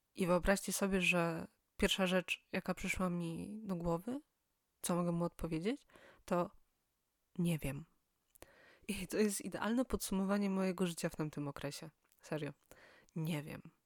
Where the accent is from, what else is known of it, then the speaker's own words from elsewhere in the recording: Silesian Voivodeship, Poland; moved away as an adult; now in Poznań, Poland; Pochodzę z małego miasta na Śląsku.